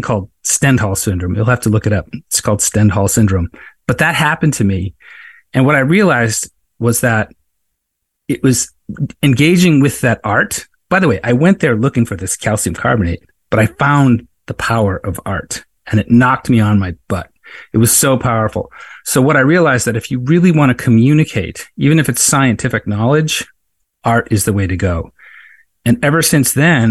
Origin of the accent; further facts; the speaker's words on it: Cape Cod, Massachusetts, United States; now in Nantucket, United States; I grew up on Cape Cod